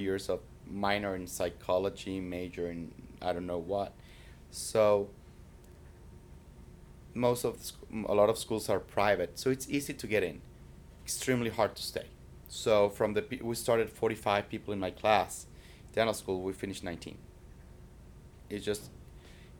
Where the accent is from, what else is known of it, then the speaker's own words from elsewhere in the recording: Mexico City, Mexico; English is a second language; moved away as an adult; also born or lived in Toronto, Canada / Texas / Puerto Rico; now in Florida, United States; Born and raised in Mexico City